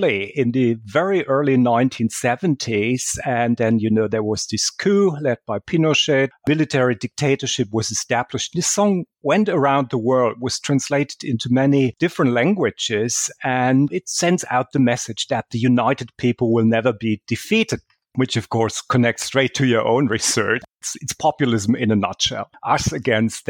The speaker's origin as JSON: {"language": "English", "country": "Germany", "tie": "born or raised there", "said": "that was actually my hometown's football club. That was back in the 1970s in Germany"}